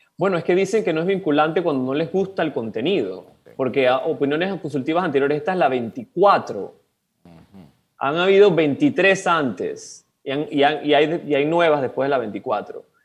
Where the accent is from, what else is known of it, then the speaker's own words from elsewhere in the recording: Panama; tenemos todos como panameñas y panameños